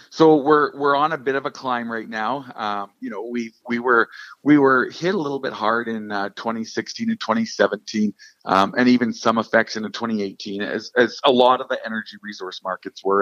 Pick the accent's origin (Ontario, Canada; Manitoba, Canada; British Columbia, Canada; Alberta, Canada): British Columbia, Canada; Fort St. John; born and raised in Fort St. John.